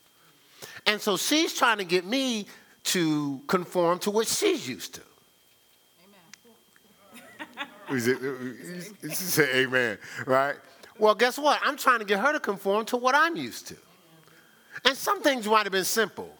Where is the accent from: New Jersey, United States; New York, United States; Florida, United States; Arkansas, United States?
New Jersey, United States; Newark; I was born and raised in Newark, New Jersey